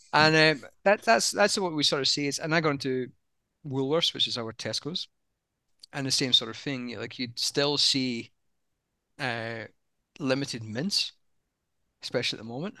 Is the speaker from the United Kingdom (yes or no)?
yes; United Kingdom; moved away as an adult; now in Australia; even though I'm British, i spent most of my career in Australia now